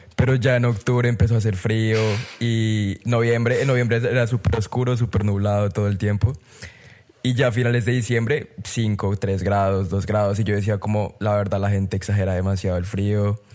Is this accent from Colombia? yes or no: yes; Colombia; moved away as an adult; soy colombiano a la muerte y me moriré siendo colombiano